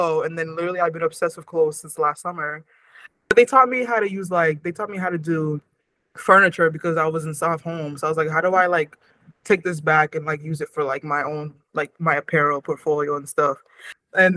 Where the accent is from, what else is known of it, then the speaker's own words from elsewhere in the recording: Waltham, Massachusetts, United States; growing up in Waltham